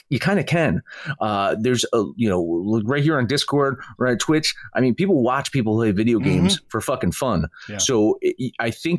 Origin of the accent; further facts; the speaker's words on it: New Jersey, United States; I'm from New Jersey.